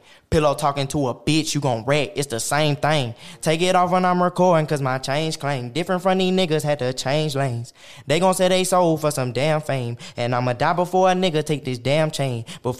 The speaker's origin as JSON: {"language": "English", "region": "Oklahoma", "country": "United States", "tie": "born or raised there", "said": "Yeah, I grew up"}